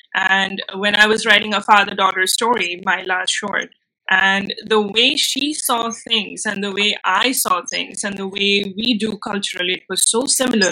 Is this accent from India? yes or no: yes; India; first language Bengali; English is a second language; moved away; also born or lived in Mumbai; i do know bengali which is my mother tongue i know hindi i know english and when I moved back to India, I shifted from my hometown